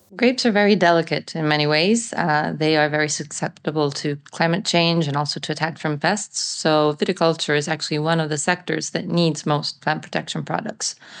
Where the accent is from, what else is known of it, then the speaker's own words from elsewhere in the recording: Italy; I am a farmer from Italy